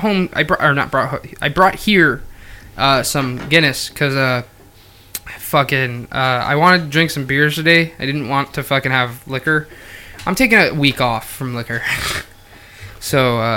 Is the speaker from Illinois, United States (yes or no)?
no; St. Luke's, Pennsylvania, United States; I was born in St. Luke's